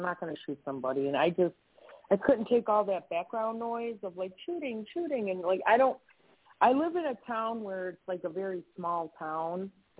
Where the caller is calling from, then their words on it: Wisconsin, United States; I'm in Wisconsin.